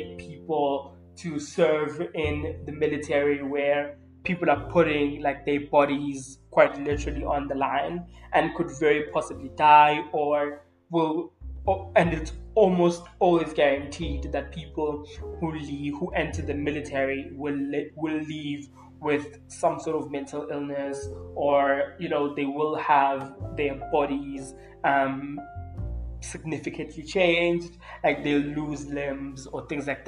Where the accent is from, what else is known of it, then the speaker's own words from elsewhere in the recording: South Africa; we literally in South Africa are living through a femicide